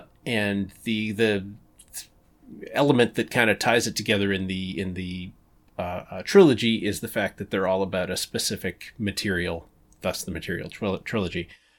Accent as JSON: {"language": "English", "country": "Canada", "said": "I'm very Canadian."}